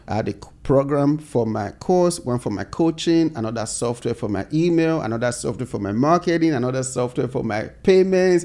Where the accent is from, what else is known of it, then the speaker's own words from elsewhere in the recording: Nigeria; moved away as an adult; now in United States; growing up in Nigeria